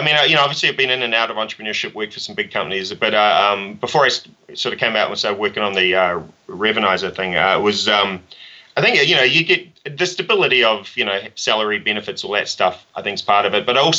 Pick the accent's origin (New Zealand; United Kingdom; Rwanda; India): New Zealand; when I grew up in New Zealand, you know, starting your own business, at least for me, was not even, you know, it was get a job